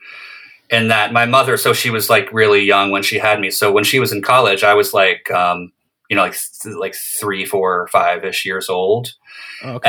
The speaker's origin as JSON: {"language": "English", "area": "outside Philadelphia", "region": "suburbs in New Jersey and Pennsylvania", "country": "United States", "tie": "born or raised there", "also_born_or_lived": "Brooklyn", "moved": "yes", "said": "I grew up outside Philadelphia in the suburbs, and various suburbs in Jersey and PA"}